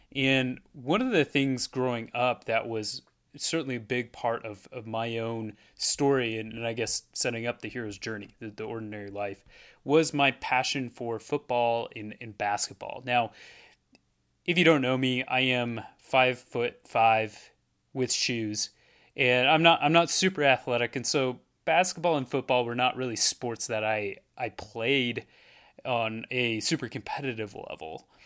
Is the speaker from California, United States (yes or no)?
no; Portland, Oregon, United States; moved away as an adult; also born or lived in Erie, Pennsylvania; I'm, I'm from Oregon